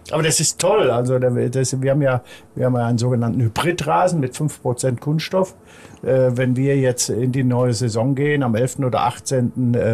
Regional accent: North Rhine-Westphalia, Germany; Er gehört auch noch zu Nordrhein-Westfalen, ist meine Heimat.

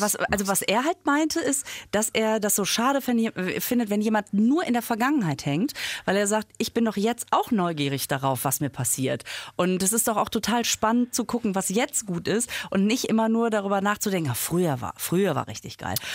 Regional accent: Düsseldorf, North Rhine-Westphalia, Germany; also bin ich ziemlich in der Nähe aufgewachsen

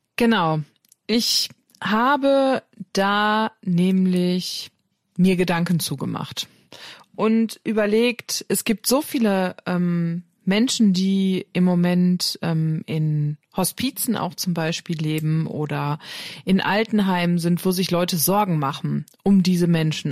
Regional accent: Germany; bei uns in Deutschland

